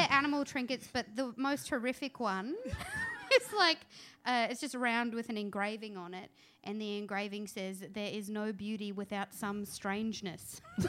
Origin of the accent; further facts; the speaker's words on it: North Queensland, Australia; I'm from North Queensland